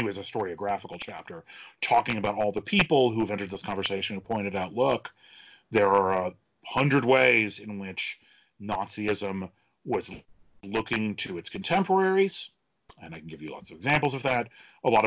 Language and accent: English; United States; as an American